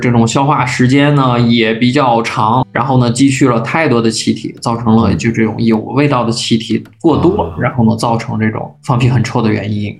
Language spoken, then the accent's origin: Chinese; northern China, China; 我来自于北方，我还是养成了一个喜欢吃烫的食物的